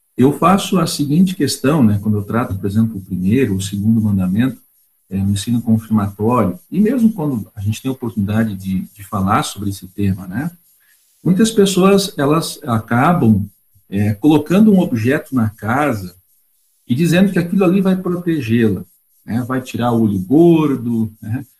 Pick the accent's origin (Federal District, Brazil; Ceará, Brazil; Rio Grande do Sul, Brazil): Rio Grande do Sul, Brazil; Cerro Branco; now in Curitiba, Brazil; Eu vim né, do Gaúcho Central, sou natural de Cerro Branco